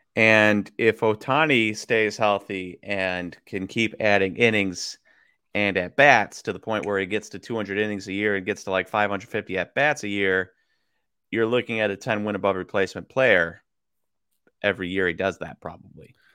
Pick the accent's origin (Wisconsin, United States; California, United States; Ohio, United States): Wisconsin, United States; also born or lived in Kansas; I was born in Kansas. And then, um, as a little kid, my parents would watch, and we grew up in Wisconsin